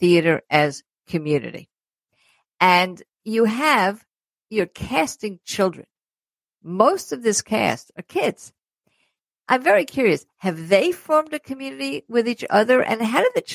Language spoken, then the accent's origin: English; New York City, New York, United States; I grew up in Brooklyn